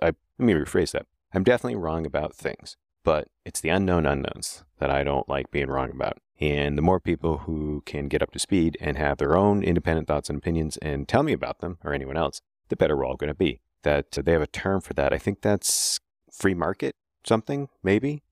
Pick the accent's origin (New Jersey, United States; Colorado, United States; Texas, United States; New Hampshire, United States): New Hampshire, United States; Keene; downtown Keene, New Hampshire, my hometown